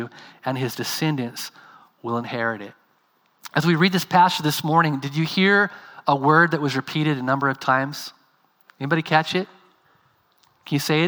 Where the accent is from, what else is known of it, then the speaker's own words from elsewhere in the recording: California, United States; moved away as an adult; also born or lived in Bangladesh; now in France; I'm from California